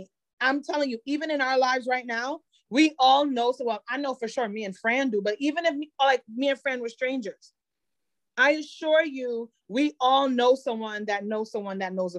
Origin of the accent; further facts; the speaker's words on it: Jamaica; I'm Jamaican.